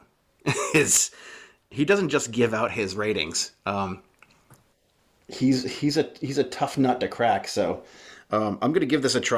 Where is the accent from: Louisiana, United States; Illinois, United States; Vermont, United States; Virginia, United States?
Vermont, United States; I grew up in Vermont here